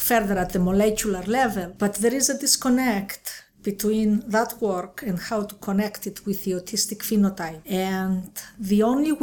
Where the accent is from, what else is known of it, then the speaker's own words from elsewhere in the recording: Crete, Greece; moved away; also born or lived in Athens; I grew up in Crete, Greece